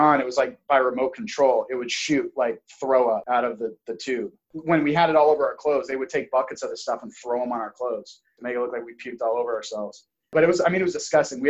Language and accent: English; Auburn, California, United States; I was born in Auburn, California